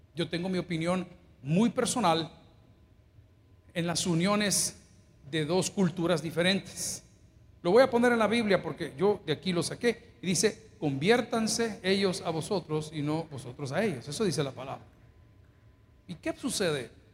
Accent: El Salvador; Yo no sé cuántos somos salvadoreños acá

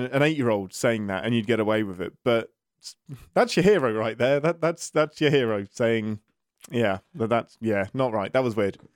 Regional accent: England, United Kingdom; I'm an Englishman in America at the minute

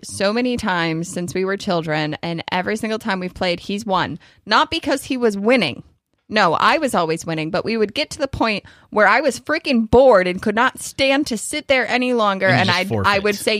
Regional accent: New York, United States; But yeah, I mean, I guess for Kentucky standards, 8 inches is a lot, but I'm a New Yorker.

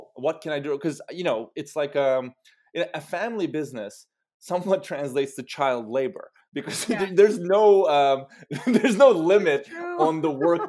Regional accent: Istanbul, Turkey; moved away as an adult; now in United States; I grew up in Istanbul, Turkey

